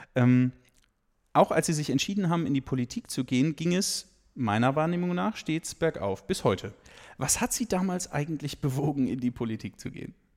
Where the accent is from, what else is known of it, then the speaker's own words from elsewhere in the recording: the West, western Germany, Germany; moved away as an adult; now in Saxony, Germany; Ich bin im Westen geboren und, äh, bin dann sozusagen mit neunzehn nach Sachsen gekommen.